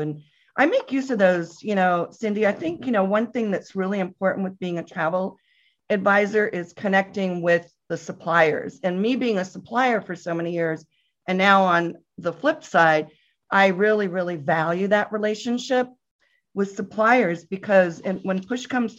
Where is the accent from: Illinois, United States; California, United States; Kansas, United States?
California, United States; Northern; moved away as an adult; also born or lived in Atlanta; now in New York, United States; growing up in Northern California, you know, gravitated towards Napa, of course, when we were able to sip wine. And then I moved to Atlanta with Delta. I was transferred.